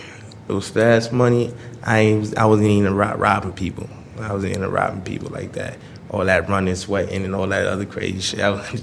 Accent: Brooklyn, New York, United States; Brooklyn. Well, it make you a hustler. I remember I used to sell waters on the corner at 9 years old.

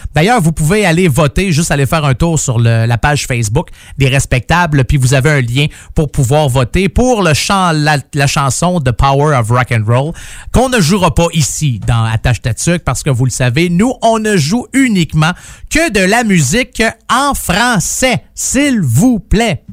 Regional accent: Quebec, Canada; moved away; je viens du Saguenay-Lac-Saint-Jean

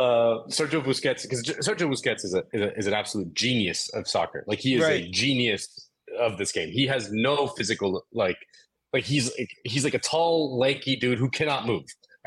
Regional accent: Miami, Florida, United States; I'm from Miami.

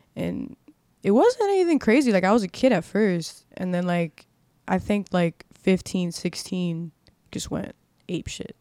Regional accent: Miami, Florida, United States; I was born and raised in Miami

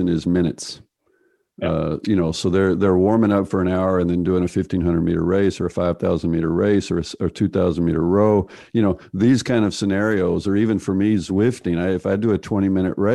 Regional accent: United States; I'm from the United States

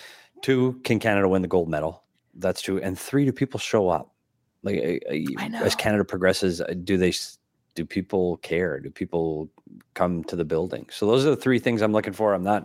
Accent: United States; As an American, I'm frustrated.

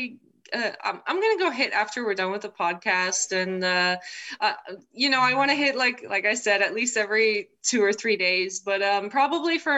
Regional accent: United States; also born or lived in Czech Republic; I was born there, but my parents already lived in the States at the time

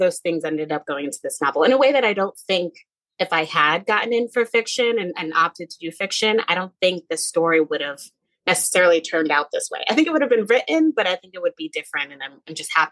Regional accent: Connecticut, United States; moved away as an adult; also born or lived in North Carolina; now in Brooklyn, United States; I grew up in Connecticut, went to UNC Chapel Hill for college

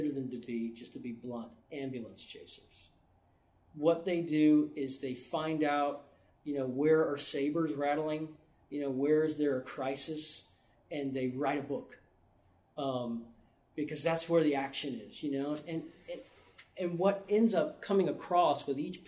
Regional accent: New Orleans, Louisiana, United States; I grew up in New Orleans

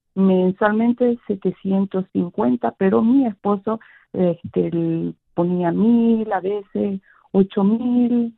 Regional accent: Bolivia; moved away; yo soy de Bolivia, mi esposo es de México

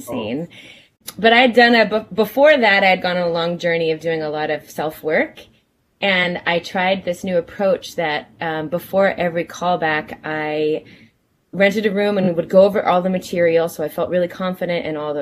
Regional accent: New Jersey, United States; I was born in New Jersey.

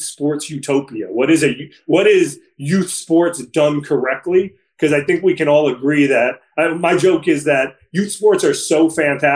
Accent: New York City, New York, United States; I grew up at a rec center, the Dappolito Center. It was known as Carmine Street when I was there

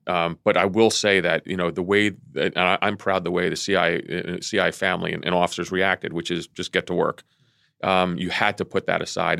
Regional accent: Vienna, Virginia, United States; also born or lived in Athens, Greece; Vienna, Virginia, my hometown.

